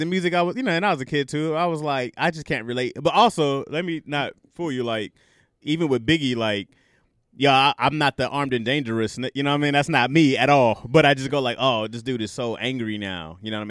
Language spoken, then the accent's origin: English; Michigan, United States; Man, we're from Michigan, dog.